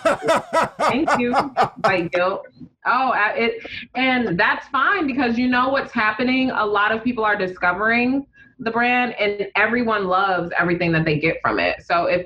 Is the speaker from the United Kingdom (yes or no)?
no; Uganda; also born or lived in Detroit, United States; Like, so all my friends from Detroit have connections to the South. I don't have that because I'm from Uganda.